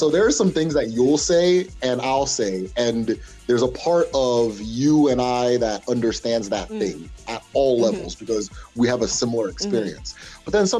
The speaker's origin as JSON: {"language": "English", "town": "Awomama", "region": "Imo", "country": "Nigeria", "said": "If I'm amongst a bunch of Africans, I know I'm the Nigerian. If I'm amongst a bunch of Nigerians, I know I'm the Igbo person. And then among Igbo people, I'm the person from Imo State"}